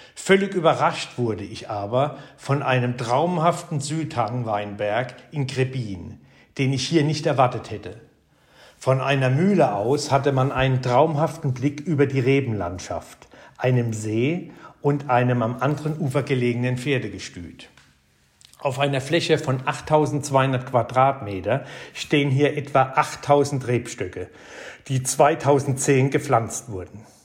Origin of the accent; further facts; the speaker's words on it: Rhineland-Palatinate, Germany; bei uns in der Pfalz